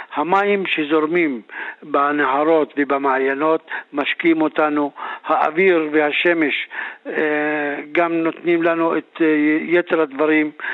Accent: Druze villages of the Galilee, Northern District, Israel; הסיפור שלנו כחברה דרוזית, אנחנו אנשים שלא נעקרנו מאדמותינו, חיים בתוך בתינו, בתוך כפרינו, חיים בשלום עם שכנינו היהודים וה... הערבים, גם אה, מגוש חלב וגם מפסוטה

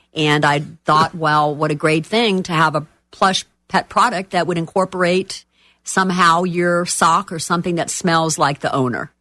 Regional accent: Miami, Florida, United States; moved away as an adult; now in Orlando, United States; I am from Miami

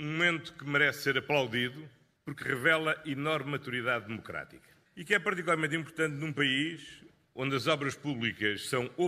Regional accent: Portugal; todos que somos democratas com muito orgulho como portugueses

